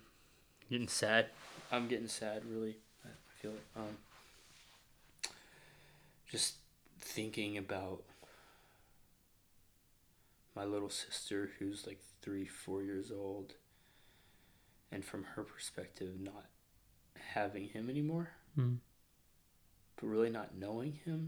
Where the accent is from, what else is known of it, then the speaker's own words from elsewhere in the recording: Fayetteville, Arkansas, United States; moved away as an adult; now in San Diego, United States; I'm from Arkansas, Northwest Arkansas, Fayetteville